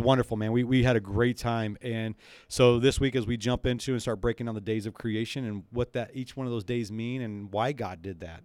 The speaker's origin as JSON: {"language": "English", "region": "the South", "country": "United States", "tie": "born or raised there", "moved": "yes", "said": "I grew up in the South"}